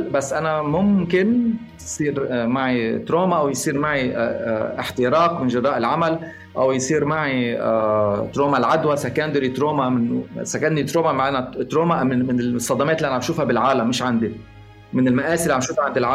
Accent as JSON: {"language": "Arabic", "country": "Egypt", "said": "انا انا مصري يا"}